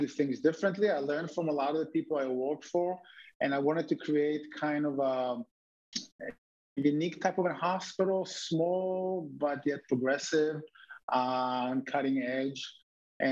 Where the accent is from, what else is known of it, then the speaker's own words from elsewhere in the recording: Israel; now in United States; As a kid, I grew up in Israel